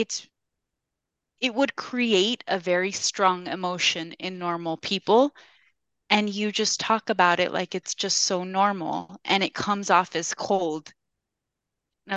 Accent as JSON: {"language": "English", "country": "United States", "moved": "as an adult", "said": "I'm Mexican American"}